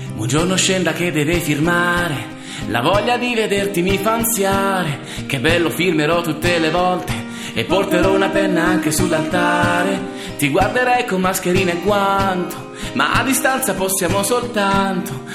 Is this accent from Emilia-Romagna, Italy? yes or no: no; San Severo, Apulia, Italy; vengo da San Severo in provincia di Foggia